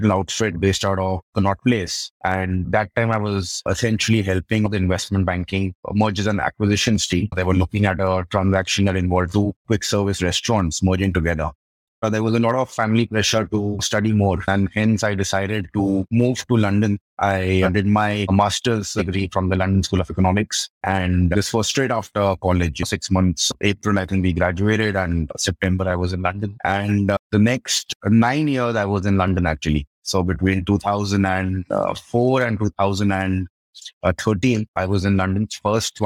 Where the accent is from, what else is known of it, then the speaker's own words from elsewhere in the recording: Delhi, India; I grew up in Delhi.